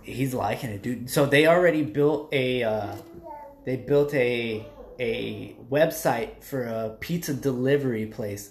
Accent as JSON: {"language": "English", "region": "South Texas", "country": "United States", "tie": "born or raised there", "said": "I grew up in South Texas"}